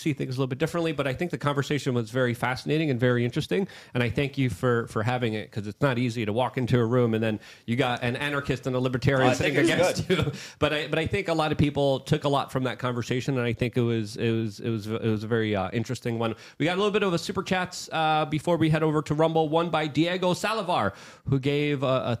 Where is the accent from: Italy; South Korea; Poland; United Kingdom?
Poland; I was born and raised in Poland. I was still a very young baby during the official kind of Soviet bloc times